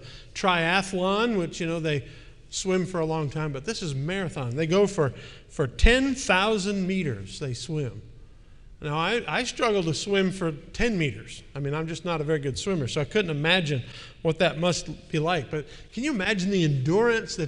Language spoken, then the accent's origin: English; Milwaukee, Wisconsin, United States; moved away; my hometown of Milwaukee